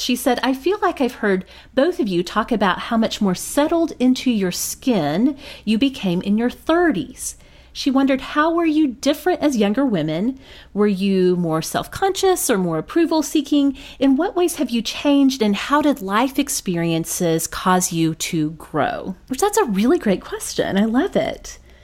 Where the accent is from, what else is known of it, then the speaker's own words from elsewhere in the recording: Oklahoma, United States; I grew up Baptist in Oklahoma